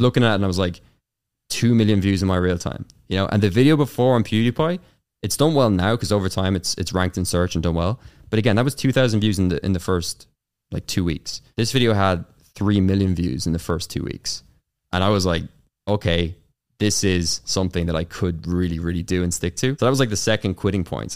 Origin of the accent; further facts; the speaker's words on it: Carlow, Leinster, Ireland; accent: Irish; growing up in Ireland. So I'm Irish, of course, as you can tell from the, the accent